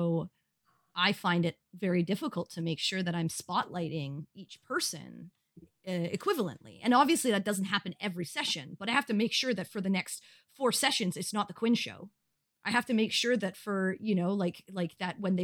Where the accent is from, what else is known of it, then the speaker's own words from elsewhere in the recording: Canada; I'm Canadian